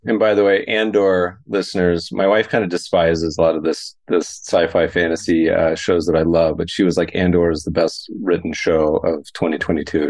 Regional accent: Colorado, United States; also born or lived in Lake Tahoe, California/Nevada; now in Los Angeles, United States; I grew up skiing in Colorado

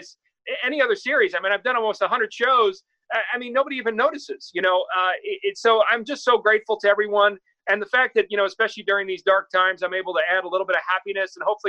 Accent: New York, United States; also born or lived in Los Angeles; I come from New York and Los Angeles, where not everyone's rooting for you. It's a dog-eat-dog cities, both of them.

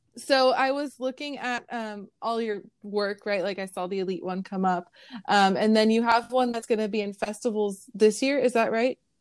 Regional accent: San Jose, California, United States; now in San Diego, United States; I grew up in San Jose

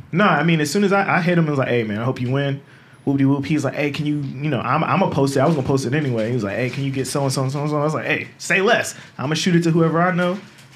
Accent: Chesapeake, Virginia, United States; also born or lived in Norfolk / Portsmouth / Atlanta; I'm from Virginia Beach, even though I grew up out Chesapeake and we used to live out in Norfolk. But I always say, I'm from Virginia Beach.

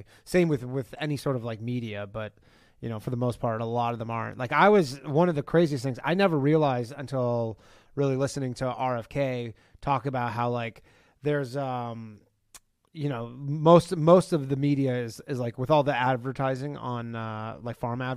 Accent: Canada; I'm from Canada

